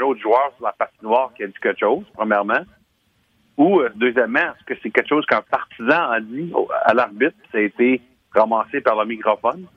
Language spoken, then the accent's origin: French; Hearst, Ontario, Canada; on vient de Hirsch les deux